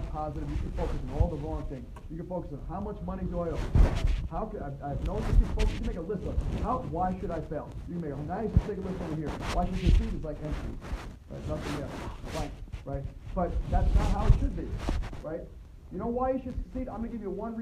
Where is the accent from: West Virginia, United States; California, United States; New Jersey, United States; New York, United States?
New York, United States; accent: New York; My New York accent